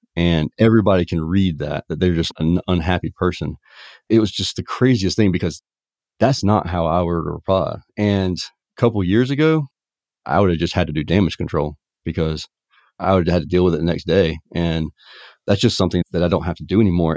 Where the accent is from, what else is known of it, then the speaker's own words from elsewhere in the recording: Savannah, Georgia, United States; in Savannah, Georgia, my hometown